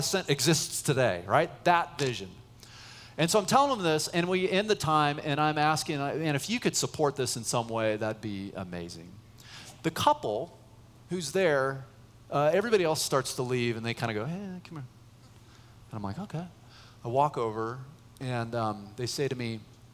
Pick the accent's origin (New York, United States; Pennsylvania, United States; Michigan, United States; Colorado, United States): Colorado, United States; Boulder; moved away as an adult; also born or lived in San Francisco Bay Area, California; I grew up in Boulder, but I was serving at a church in the Bay Area, San Francisco Bay Area